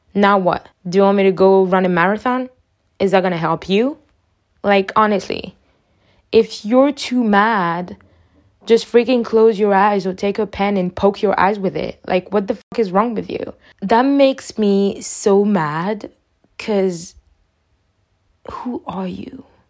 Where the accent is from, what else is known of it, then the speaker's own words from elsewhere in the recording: Côte d’Ivoire; I'm from Ivory Coast.